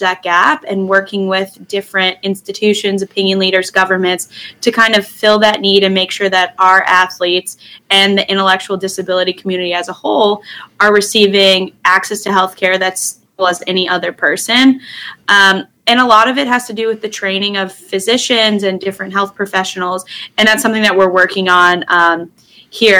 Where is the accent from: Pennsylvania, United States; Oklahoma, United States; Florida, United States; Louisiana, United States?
Florida, United States; moved away as an adult; now in Washington, D.C., United States; I am originally from Florida